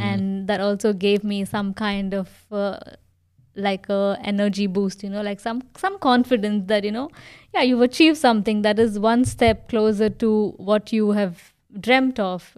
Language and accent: English; India; moved away as an adult; now in Germany; me being from an Indian family